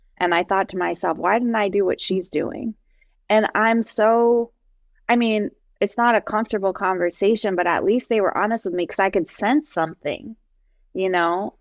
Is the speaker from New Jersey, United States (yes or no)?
yes; New Jersey, United States; I'm from New Jersey, I don't know if it's because I'm Persian